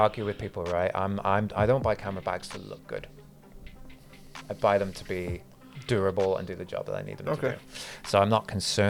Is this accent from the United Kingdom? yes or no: yes; Somerset, South West England, United Kingdom; now in Cardiff, United Kingdom